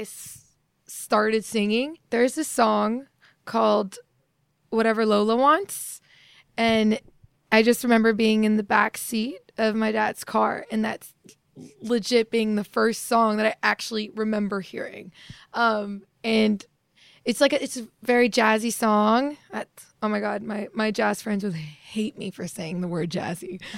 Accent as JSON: {"language": "English", "country": "Morocco", "tie": "born or raised there", "moved": "yes", "said": "I was born in Morocco"}